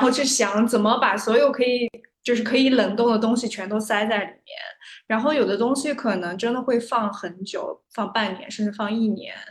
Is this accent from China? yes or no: yes; Xinjiang, China; 我老家是在新疆